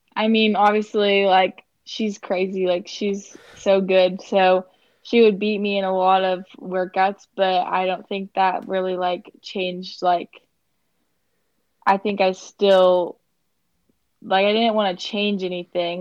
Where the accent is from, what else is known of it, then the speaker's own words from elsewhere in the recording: Kansas, United States; I'm from Kansas